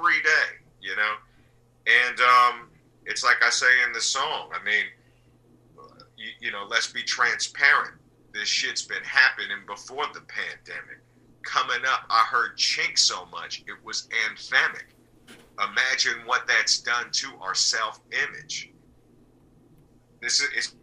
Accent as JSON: {"language": "English", "town": "Berkeley", "region": "California", "country": "United States", "tie": "born or raised there", "also_born_or_lived": "Japan / Salt Lake City, Utah", "said": "from the age of 6 until now, I've lived in Berkeley, California. So I've spent the majority of my life in Berkeley."}